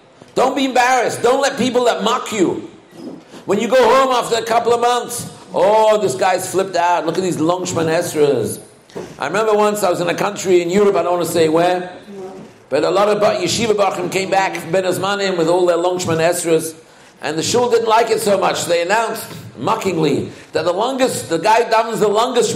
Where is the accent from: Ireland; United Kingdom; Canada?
United Kingdom; England; I was raised in England